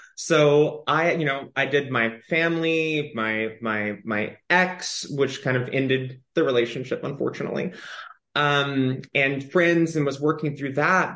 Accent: Austin, Texas, United States; now in Los Angeles, United States; I grew up in Austin, Texas

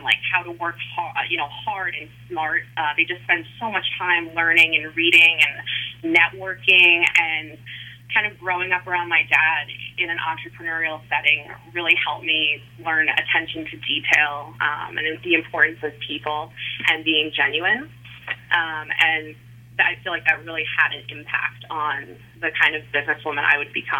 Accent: Kings Park, New York, United States; I grew up in Kings Park in Long Island.

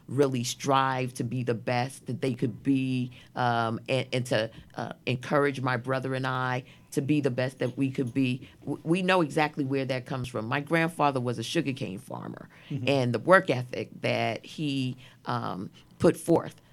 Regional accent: New York City, New York, United States; I was born in Brooklyn Jewish Hospital.

